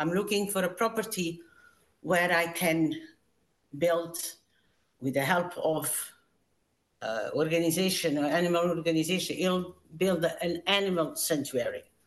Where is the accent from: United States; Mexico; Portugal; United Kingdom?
Portugal; moved away as an adult; I immigrated from Portugal when I was 19, so a long time ago.